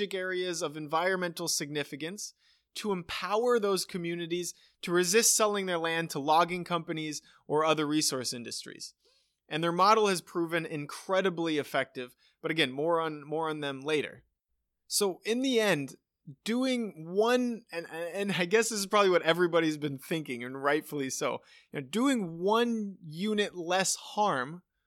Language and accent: English; United States; being an American